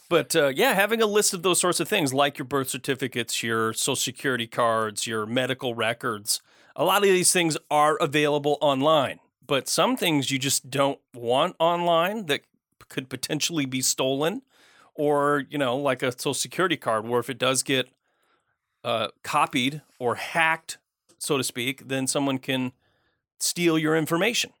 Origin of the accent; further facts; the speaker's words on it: Michigan, United States; moved away; I grew up out of state. I grew up in Michigan.